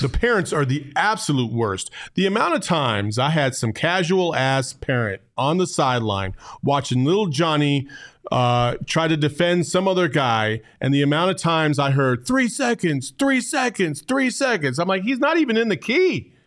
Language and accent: English; Arizona, United States; also born or lived in Cordes Junction, Arizona; growing up in Arizona is I've, I've played basketball all over this state